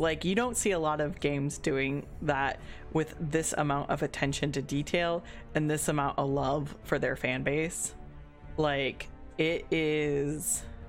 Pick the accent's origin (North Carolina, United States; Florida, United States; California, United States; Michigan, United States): Florida, United States; And I live in Florida, and I grew up in Florida. Being military, it's hard to say where I grew up in, but like we did at least 8 years of my youth in Florida, so I'm gonna say I grew up in Florida and then moved around.